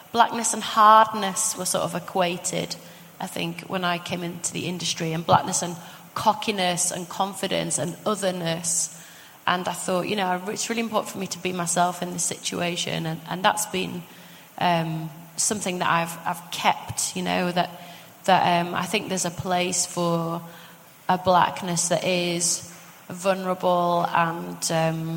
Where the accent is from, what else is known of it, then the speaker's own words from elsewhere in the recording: Leeds, Yorkshire and the Humber, United Kingdom; I was from Leeds and because I was working class